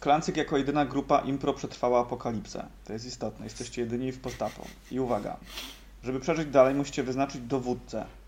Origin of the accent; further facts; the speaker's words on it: Greater Poland, Poland; ja z Wielkopolski jestem, y, i, y, gdzieś tam z Po-, Poznania, y, moi rodzice są